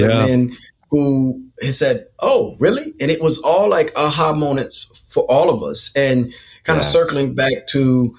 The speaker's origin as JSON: {"language": "English", "region": "North Carolina", "country": "United States", "said": "I'm from North Carolina"}